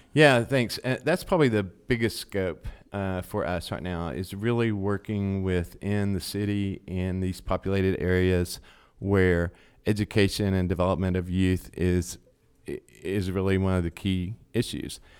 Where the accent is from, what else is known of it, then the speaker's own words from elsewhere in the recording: Chattanooga, Tennessee, United States; moved away as an adult; also born or lived in Dayton; I've been born and raised in Chattanooga